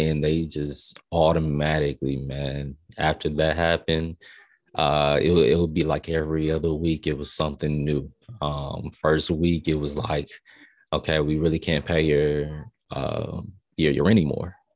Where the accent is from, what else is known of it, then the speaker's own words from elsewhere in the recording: Tampa, Florida, United States; also born or lived in El Paso, Texas / Augusta, Georgia; I'm from Tampa. Um, So I'm a Florida raised, you know, kid